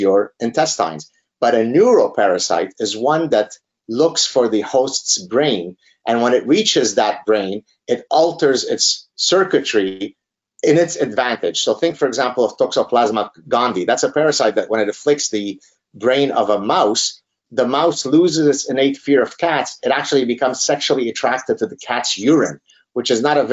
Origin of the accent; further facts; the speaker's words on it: Lebanon; moved away; growing up in Lebanon as a part of the last Lebanese Jews that had steadfastly refused to leave Lebanon